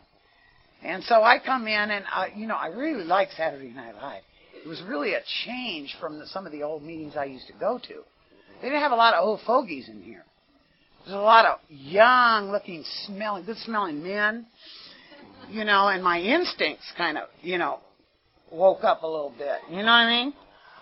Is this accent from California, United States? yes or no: yes; San Jose, California, United States; now in Carson City, United States; I was born in San Jose, California, to, like I say, Italian Catholic parents